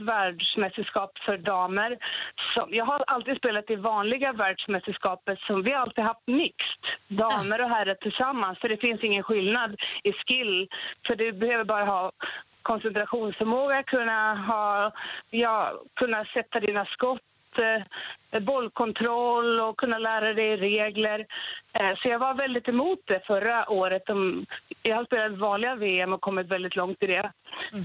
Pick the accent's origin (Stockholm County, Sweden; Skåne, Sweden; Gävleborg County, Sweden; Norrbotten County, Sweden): Gävleborg County, Sweden; Gävle; jag började spela 1989 hemma i Gävle på ett flippercafé